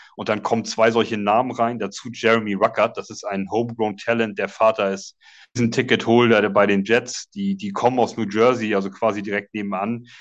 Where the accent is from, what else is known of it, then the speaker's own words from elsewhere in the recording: Schleswig-Holstein, Germany; komme aus äh, grob Hamburg. Es ist äh, in Wirklichkeit noch Schleswig-Holstein, aber zwei Kilometer von der Grenze weg